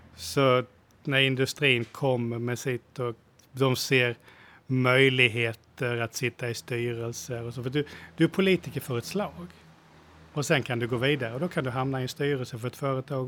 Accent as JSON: {"language": "Swedish", "country": "Sweden", "moved": "yes", "lives_now": "Thailand", "said": "som svenskar"}